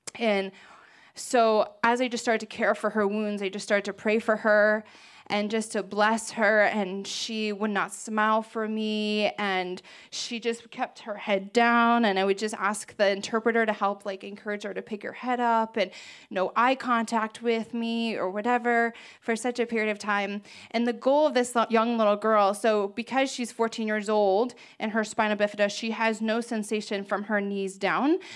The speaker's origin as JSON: {"language": "English", "town": "Ocean Pines", "region": "Maryland", "country": "United States", "tie": "born or raised there", "said": "I grew up in the Ocean Pines area"}